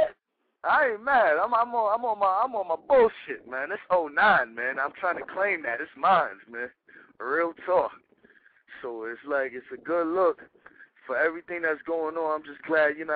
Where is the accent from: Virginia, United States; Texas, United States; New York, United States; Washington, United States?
New York, United States; New York City; We grew up in Castle Hill together. I was on the 9th floor. He was on the 8th floor, 2280, in the same building